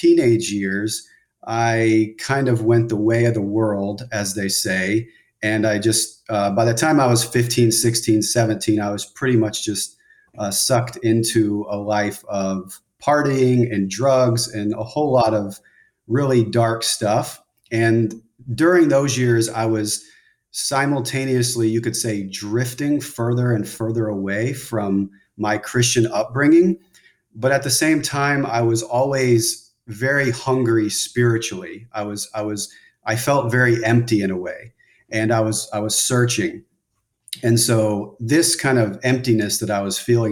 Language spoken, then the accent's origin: English; outside of Dallas, Texas, United States; I was raised outside of Dallas, Texas in a Bible church